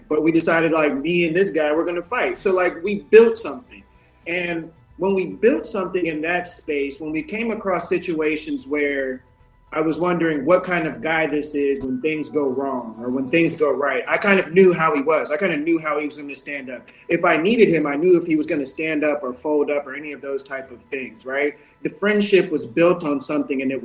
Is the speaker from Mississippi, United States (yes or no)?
yes; Mississippi, United States; moved away; I'm from Mississippi, I'm from the woods.